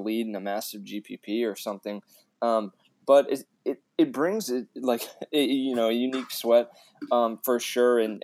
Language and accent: English; Indiana, United States; I grew up in Indiana, so I've been playing basketball since I could walk